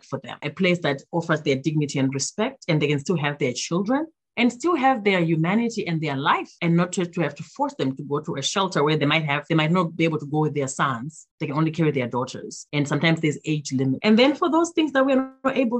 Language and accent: English; Zimbabwe; now in Minnesota, United States; my home country of Zimbabwe